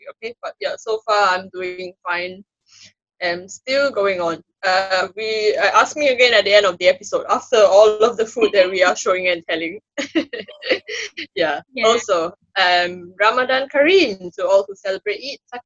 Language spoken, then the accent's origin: English; Singapore; also born or lived in North of England; now in United Kingdom; Singaporean transplants to Britain